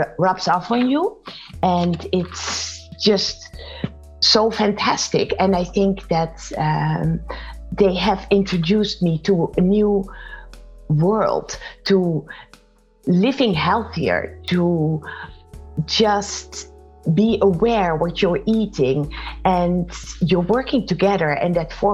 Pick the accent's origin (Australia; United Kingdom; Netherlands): Netherlands; moved away as an adult; also born or lived in Boston, United States / Silicon Valley, United States; I am originally from the Netherlands, and in 1998 we moved to the United States, lived for 15 years in Boston